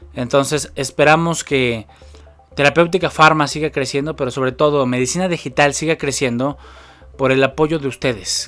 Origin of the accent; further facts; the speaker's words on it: Mexico City, Mexico; soy originario de la Ciudad de México